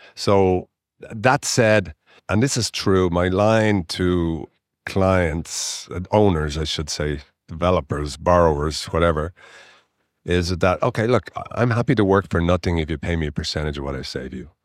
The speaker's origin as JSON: {"language": "English", "town": "Dublin", "region": "Leinster", "country": "Ireland", "tie": "born or raised there", "also_born_or_lived": "Winnipeg, Canada", "moved": "as an adult", "lives_now": "Canada", "said": "I was born educated in Ireland, in Dublin, and I came to Canada when I was twenty-two."}